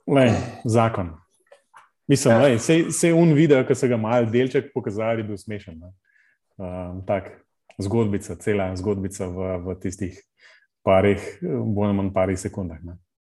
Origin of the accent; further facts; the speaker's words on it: Ljubljana, Central Slovenia, Slovenia; ker sem iz Ljubljana